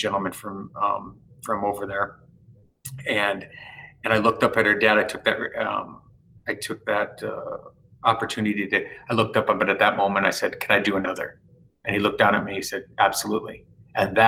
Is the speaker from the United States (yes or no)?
yes; Bismarck, North Dakota, United States; Bismarck, which is my hometown